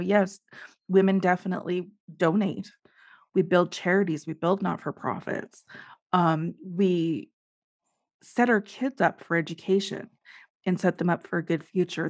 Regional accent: Canada; I am Canadian

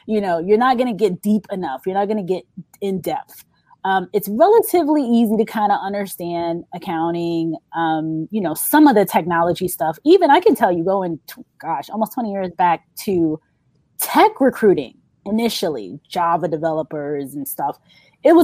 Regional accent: New York, United States; I'm from New York

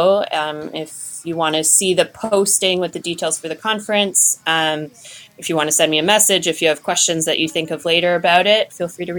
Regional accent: Nova Scotia, Canada; moved away as an adult; now in Durham, United States; I'm actually from Nova Scotia. Haven't been there in a little while now, but still home

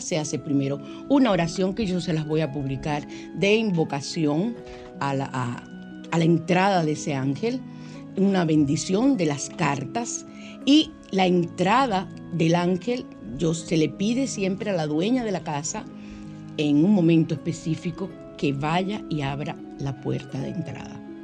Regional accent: Dominican Republic; soy muy dominicano

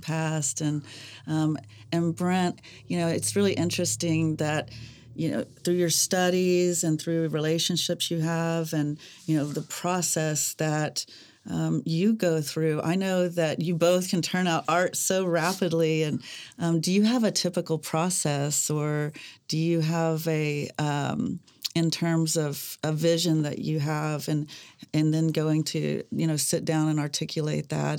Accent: Mustang, Oklahoma, United States; born or raised there

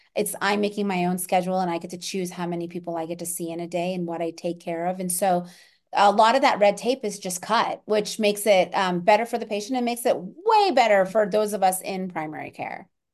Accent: Orlando, Florida, United States; moved away; I grew up in Orlando, Florida

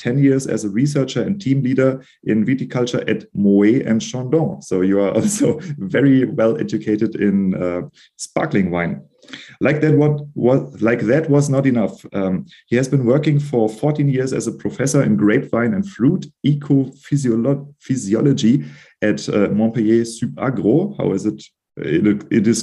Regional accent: Germany; I'm from Germany and sometimes I do not pronounce them correctly.

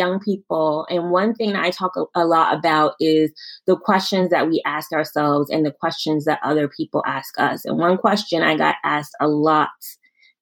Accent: New York City, New York, United States; also born or lived in Queens, New York; I'm from New York. I'm from Brooklyn.

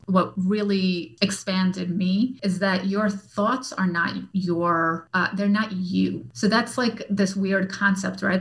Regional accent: New York, United States; I'm from New York. I'm Russian.

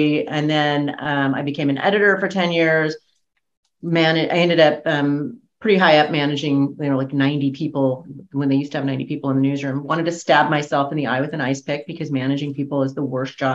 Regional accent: Fresno, California, United States; I was raised in Fresno on a ranch.

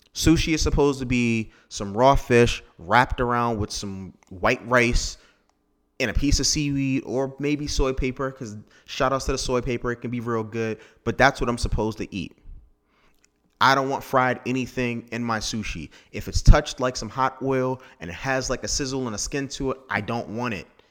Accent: Maryland, United States; Technically, I'm from Maryland.

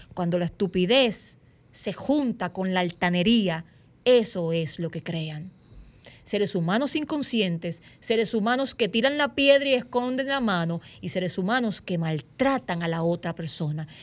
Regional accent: Dominican Republic; nosotros como dominicanos y dominicanas

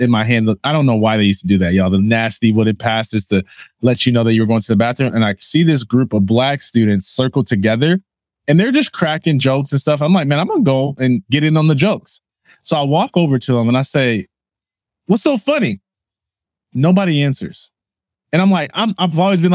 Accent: Jackson, Michigan, United States; I am from Jackson, Michigan

